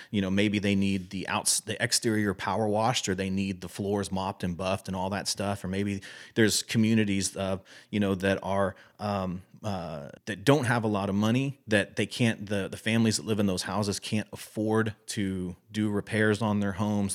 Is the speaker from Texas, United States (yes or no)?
yes; Texas, United States; I'm one hundred percent Texan, born and raised.